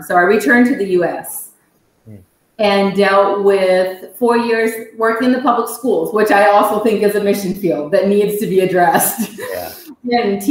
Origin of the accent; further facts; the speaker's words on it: Indonesia; I am a missionary kid, and I can't imagine my life any other way because it started out that way. I was born in Indonesia and raised here.